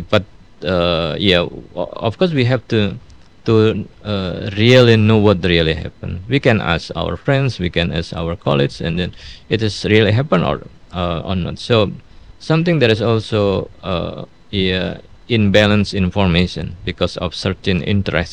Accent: Jombang, East Java, Indonesia; English is a second language; moved away; also born or lived in Canberra, Australia; in my hometown, in my family, they have the boarding school in Jombang

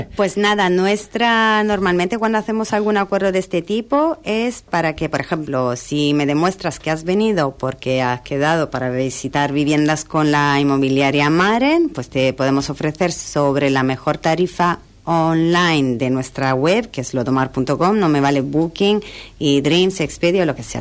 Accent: Milan, Lombardy, Italy; also born or lived in London / Tenerife; now in San Pedro del Pinatar, Spain; Yo soy de Milán, viví en Londres y la verdad que cuando me mudé a Tenerife

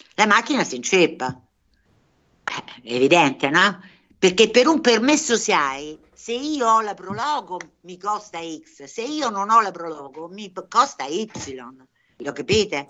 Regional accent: Averino, Umbria, Italy; a pochi chilometri da qui c'è l'Averino, il mio paese d'origine

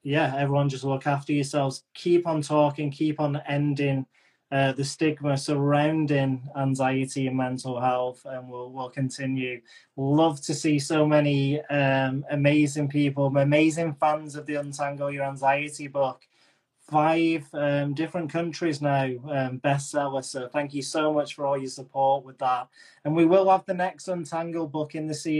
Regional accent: England, United Kingdom; I'm English

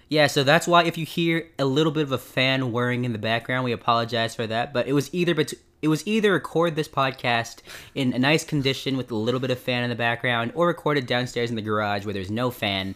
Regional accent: Fresno, California, United States; we're both from Fresno, California.

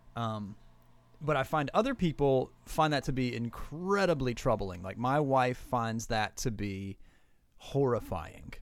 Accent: Southern West Virginia, United States; born and raised in Southern West Virginia Appalachian

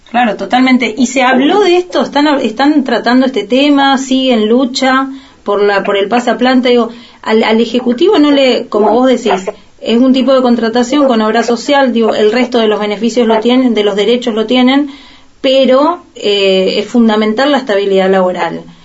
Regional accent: Argentina; de lo que hemos vivido como, como argentinos y argentinas

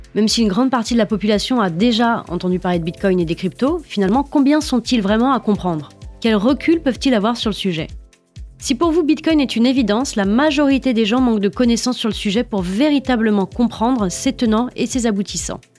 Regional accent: France; Chez nous, en France

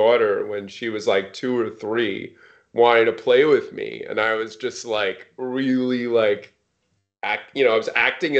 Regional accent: East Coast, United States; also born or lived in Seattle / Bay Area; I grew up on the East Coast. I lived in Seattle for 17 years, and we recently moved to the Bay Area, which is actually a return for me because I was in the Bay Area for 5 years before moving to Seattle.

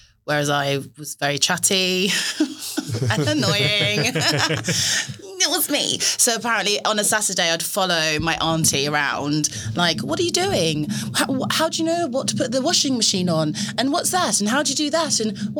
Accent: Dorset, South West England, United Kingdom; also born or lived in St. Lucia; I grew up in Dorset in the south of England.

